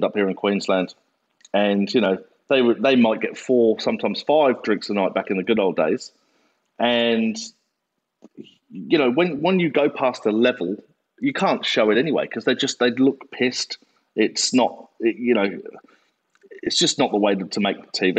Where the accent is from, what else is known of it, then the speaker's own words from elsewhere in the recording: England, United Kingdom; moved away as an adult; now in Australia; I've been in Australia since, I'm obviously English. I've been in Australia since 2001.